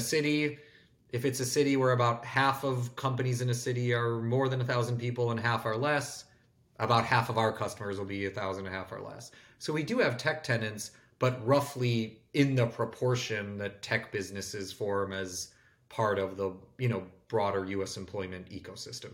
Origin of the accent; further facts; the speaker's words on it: Bloomfield Hills, Michigan, United States; I grew up in Michigan in a suburb called Bloomfield Hills where there was no downtown.